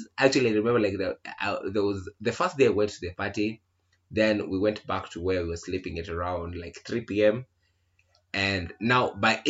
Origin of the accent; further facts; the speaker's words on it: Nairobi, Kenya; we are from Nairobi